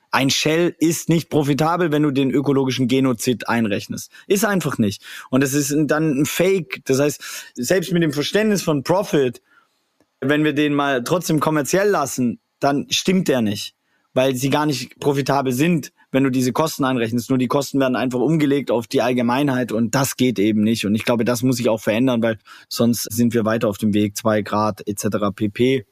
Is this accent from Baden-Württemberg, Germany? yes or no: yes; Swabia, Baden-Württemberg, Germany; ich komme aus dem Schwabenländle